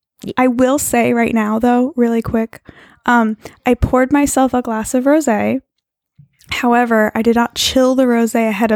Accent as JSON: {"language": "English", "region": "New York", "country": "United States", "tie": "born or raised there", "moved": "as an adult", "said": "I lived in New York my whole life until I moved out here about 10 years ago"}